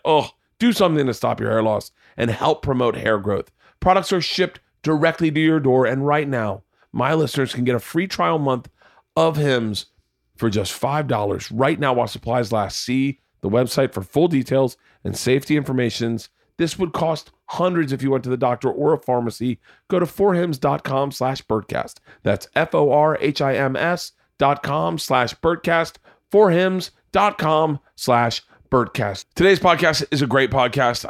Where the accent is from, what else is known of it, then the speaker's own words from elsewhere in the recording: Florida, United States; I grew up in Florida